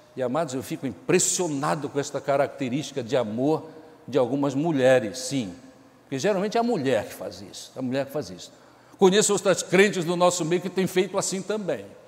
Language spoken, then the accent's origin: Portuguese; Pará, Brazil; now in Amazonas, Brazil; eu sou paraense